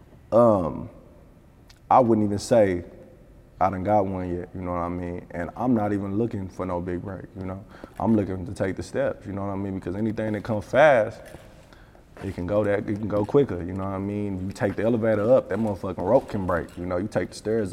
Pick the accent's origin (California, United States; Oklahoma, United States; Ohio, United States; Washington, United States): Oklahoma, United States; Tulsa; I'm from Tulsa, Oklahoma. I'm from Oklahoma